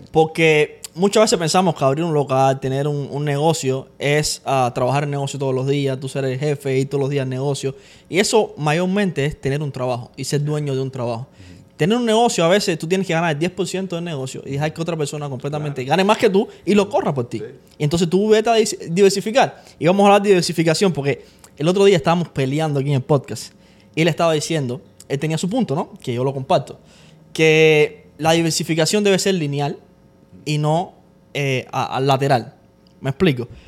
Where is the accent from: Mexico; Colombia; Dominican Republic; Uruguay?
Dominican Republic; es mi pueblo allá, mira. La barra